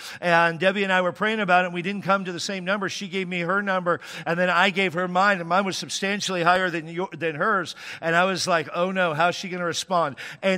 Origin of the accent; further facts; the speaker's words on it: Washington, United States; I grew up in Washington State, and it would certainly get cold in the wintertime there.